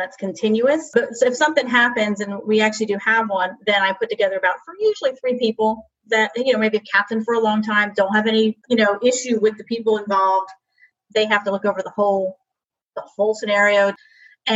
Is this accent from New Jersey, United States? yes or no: yes; New Jersey, United States; I'm from New Jersey